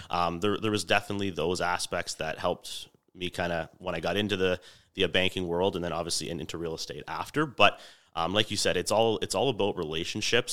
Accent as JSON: {"language": "English", "area": "Niagara", "region": "Ontario", "country": "Canada", "tie": "born or raised there", "said": "born and raised in Niagara"}